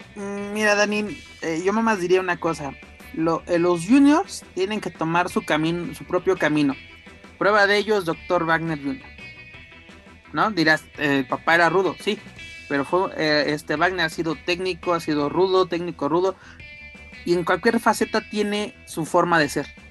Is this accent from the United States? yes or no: no; Querétaro, Mexico; soy un cavernícola queretano